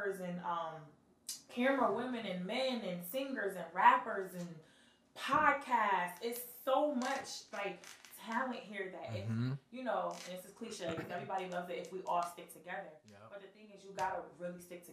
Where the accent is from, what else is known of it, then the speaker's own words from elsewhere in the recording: Bridgeport, Connecticut, United States; I'm really from Bridgeport